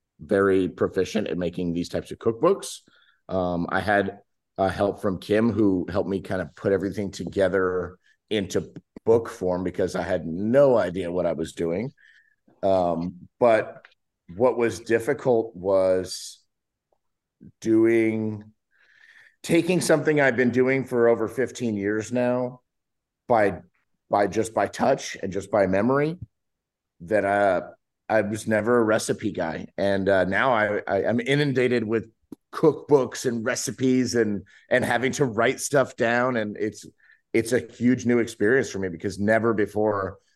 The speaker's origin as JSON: {"language": "English", "region": "Southern California", "country": "United States", "tie": "born or raised there", "also_born_or_lived": "South Louisiana", "said": "growing up in Southern California"}